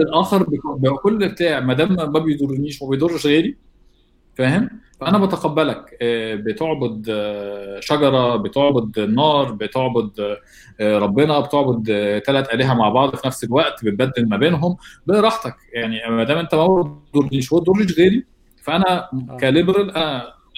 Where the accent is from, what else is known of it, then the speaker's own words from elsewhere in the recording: Egypt; احنا عندنا في مصر دين اسلامي فوق كل الحاجه